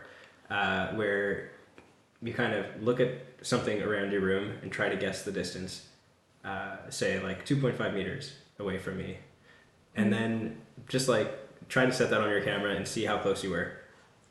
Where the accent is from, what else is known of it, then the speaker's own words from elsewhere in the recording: Toronto, Ontario, Canada; I'm from the West End